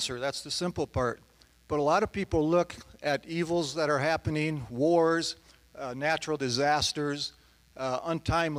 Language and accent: English; The Woodlands, Texas, United States; I'm from The Woodlands, Texas